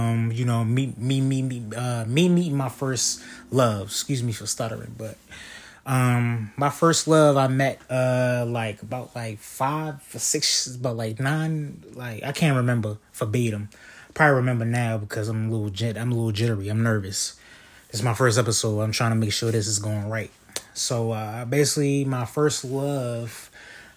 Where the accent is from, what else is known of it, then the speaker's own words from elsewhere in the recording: Baltimore, Maryland, United States; I'm from West Baltimore. I'm 26 years old.